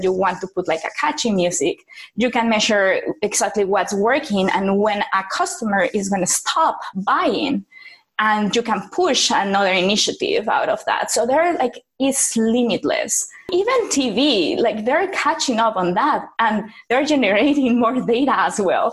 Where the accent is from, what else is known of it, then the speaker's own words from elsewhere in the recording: Mexico; moved away; also born or lived in South America; I'm from Mexico and I live in a couple of places in South America, like across Latin America